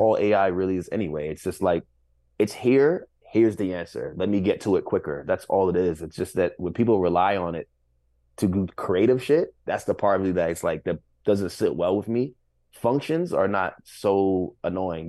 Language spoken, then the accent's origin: English; New York City, New York, United States; to say that I'm from Flatbush